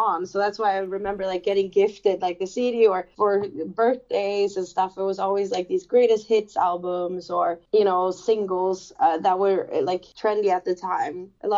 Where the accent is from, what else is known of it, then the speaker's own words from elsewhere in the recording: Lund, Skåne, Sweden; moved away as an adult; also born or lived in Los Angeles, United States; I'm born and raised in Sweden